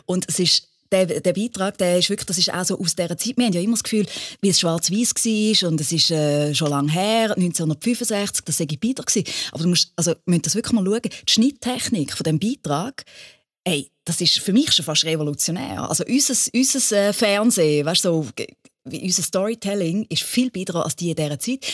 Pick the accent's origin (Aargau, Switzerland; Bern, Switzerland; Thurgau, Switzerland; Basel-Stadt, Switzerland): Thurgau, Switzerland; bei uns im Thurgau